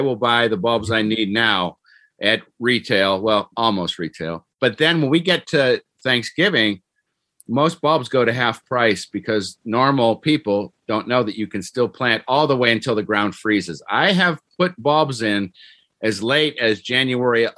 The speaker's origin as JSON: {"language": "English", "town": "Cleveland", "region": "Ohio", "country": "United States", "tie": "born or raised there", "moved": "yes", "said": "Where I grew up in Cleveland, they have this thing called Daffodil Hill"}